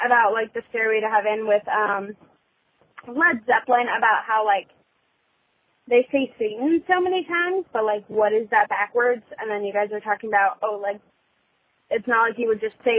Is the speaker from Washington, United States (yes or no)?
yes; Seattle, Washington, United States; I am from Seattle